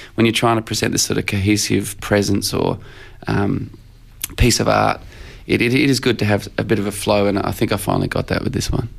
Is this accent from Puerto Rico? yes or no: no; Australia; Australians do when we write songs